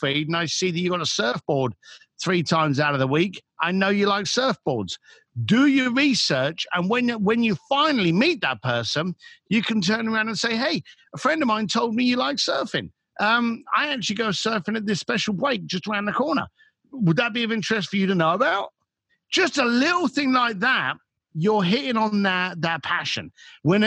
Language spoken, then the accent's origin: English; London, United Kingdom; as a British boy from London